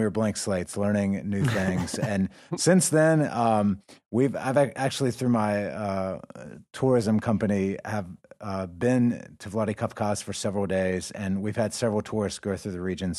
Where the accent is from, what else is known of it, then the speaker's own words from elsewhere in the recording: United States; moved away as an adult; now in North Caucasus, Russia; we're from America